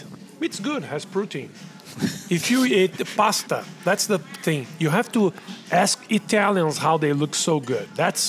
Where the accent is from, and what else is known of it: Brazil